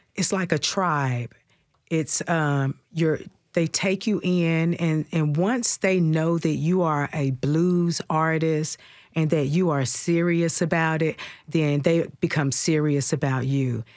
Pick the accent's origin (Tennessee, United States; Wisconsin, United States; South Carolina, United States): Tennessee, United States; Dyersburg; moved away as an adult; now in Nashville, United States; I'm from down by Memphis. I'm from Dyersburg.